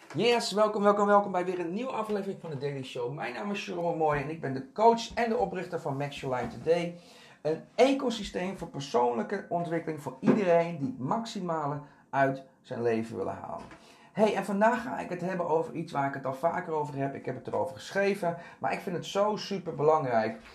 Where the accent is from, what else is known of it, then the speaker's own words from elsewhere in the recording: Castricum, North Holland, Netherlands; also born or lived in Curaçao / Amsterdam Zuidoost; now in Amsterdam, Netherlands; ik ben opgegroeid in Castricum. Dat is een hele Nederlandse omgeving.